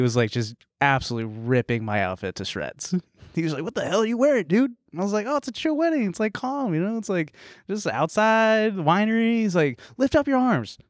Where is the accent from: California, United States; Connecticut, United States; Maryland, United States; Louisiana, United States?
California, United States; Danville; moved away; I was in my white hometown, Danville